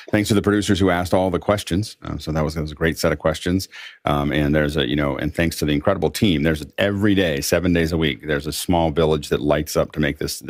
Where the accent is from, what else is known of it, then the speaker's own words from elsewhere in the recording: Pittsburgh, Pennsylvania, United States; I'm from Pittsburgh